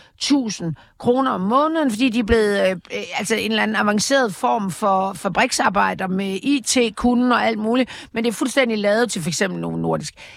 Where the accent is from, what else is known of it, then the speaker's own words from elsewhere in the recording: Jutland, Denmark; da jeg voksede op i Jylland